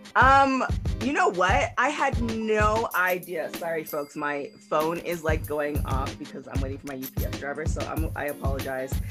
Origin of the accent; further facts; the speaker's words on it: Canada; I'm from Canada